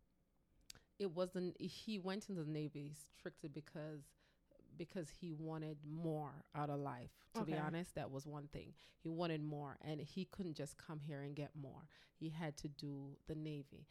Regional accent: Jamaica; moved away as an adult; So we grew up together back in Jamaica

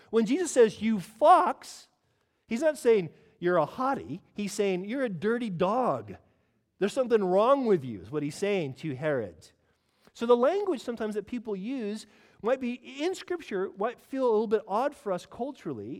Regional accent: California, United States; now in United Kingdom; I'm from California

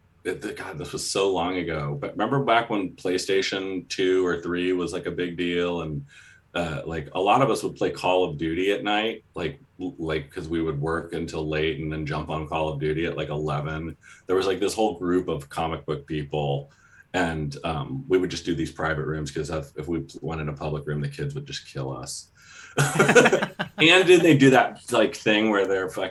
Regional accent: San Diego, California, United States; I grew up partly in San Diego

